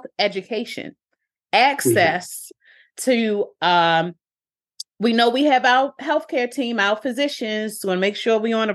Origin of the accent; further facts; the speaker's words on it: Baltimore, Maryland, United States; I'm from Park Heights, I'm from West Baltimore.